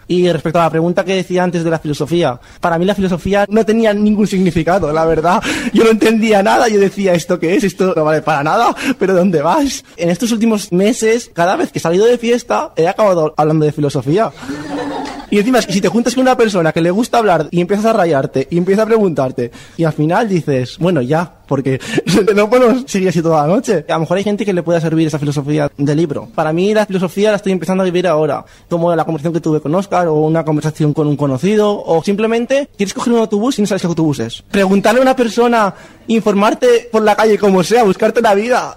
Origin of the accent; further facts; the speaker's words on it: Burriana, Valencian Community, Spain; moved away as an adult; now in Valencia, Spain; Soy de Burriana, pero estoy en un piso de estudiantes y este es mi primer año en Valencia